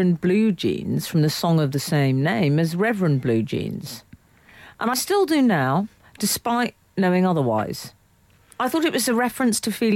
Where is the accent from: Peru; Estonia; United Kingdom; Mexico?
United Kingdom; London; I grew up in London